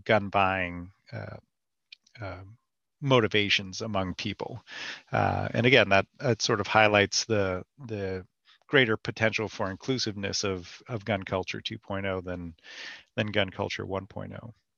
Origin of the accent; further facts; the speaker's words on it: California, United States; moved away; also born or lived in North Carolina; my background growing up in California where there wasn't much of a, an active gun culture